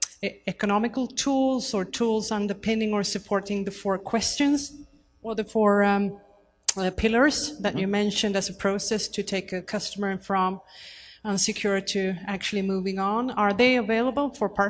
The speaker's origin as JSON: {"language": "English", "country": "Sweden", "second_language": "English", "said": "I'm from Sweden, so sorry, maybe my English is not so good."}